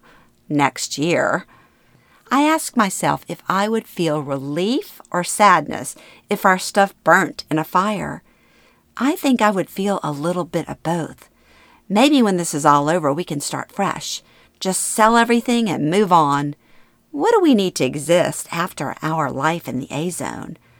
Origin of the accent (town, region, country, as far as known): Louisiana, United States; born or raised there; moved away